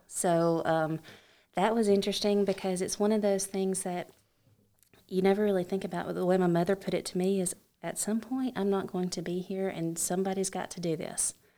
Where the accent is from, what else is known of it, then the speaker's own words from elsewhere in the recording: Alabama, United States; I am from Alabama.